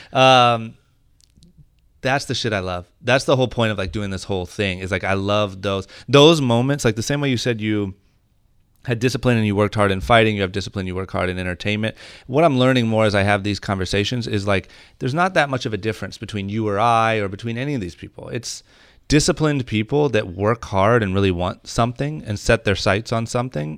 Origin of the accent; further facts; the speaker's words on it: Ohio, United States; now in Los Angeles, United States; when I was growing up in Ohio